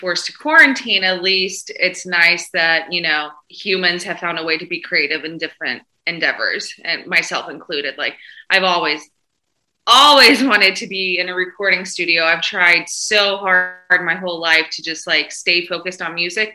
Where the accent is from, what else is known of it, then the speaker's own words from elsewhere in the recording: the South, United States; I'm from the South.